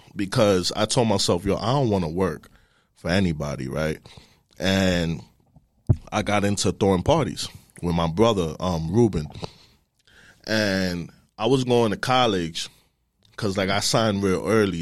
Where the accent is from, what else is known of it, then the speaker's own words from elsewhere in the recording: New York City, New York, United States; I'm from the Bronx. I was born and raised in the Bronx, Sheridan Ave